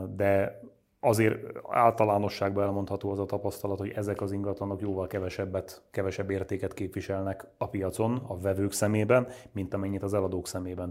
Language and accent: Hungarian; Nógrád, Hungary; moved away; én magam ugye Nógrádból származom, elmegyek haza Nógrádba